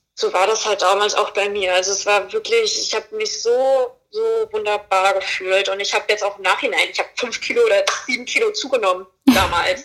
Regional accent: Fulda, Hesse, Germany; moved away as an adult; now in Berlin, Germany; Ich komme aus Fulda. Ich, ähm, ich, bin mit 19 Jahren bin ich nach Berlin gekommen

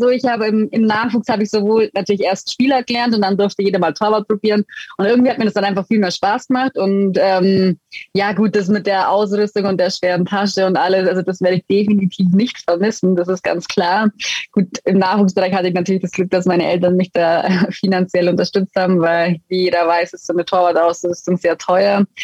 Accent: Füssen, Bavaria, Germany; ich komme ursprünglich aus Füssen und letztendlich war es dann auch so, dass ähm, ja, meine Familie, mein Papa, mein Bruder haben beide Eishockey gespielt

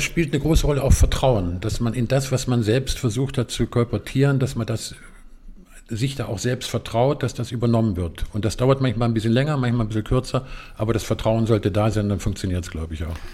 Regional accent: Eifel, Germany; Ich bin in der Eifel groß geworden

